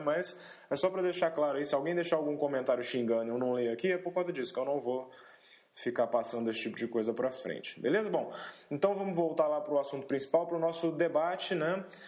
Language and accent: Portuguese; Brasília, Federal District, Brazil; a gente é aqui de Brasília